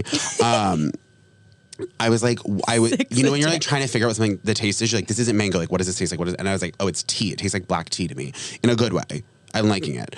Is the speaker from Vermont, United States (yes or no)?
yes; Shrewsbury, Vermont, United States; moved away; also born or lived in Rhode Island; growing up in Vermont, like I was constantly surrounded by people who like loved that shit